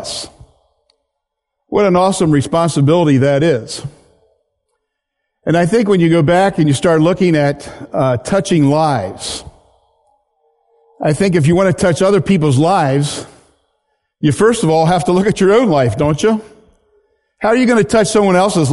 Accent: Hungerford, Pennsylvania, United States; also born or lived in Wyoming; I grew up in Pennsylvania in a town called Hungerford, which no longer exists.

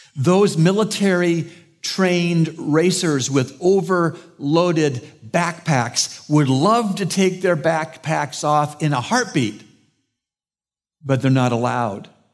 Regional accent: Canada; moved away; I'm from Canada

